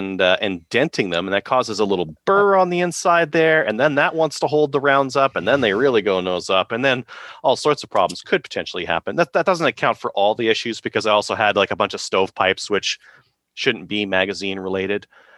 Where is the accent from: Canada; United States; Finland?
Canada; he was dismissive of because I'm a Canadian.